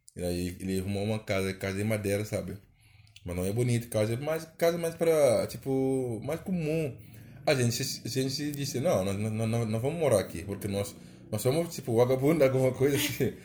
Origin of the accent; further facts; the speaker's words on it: Senegal; Portuguese is a second language; moved away as an adult; now in Brazil; minha casa lá no meu país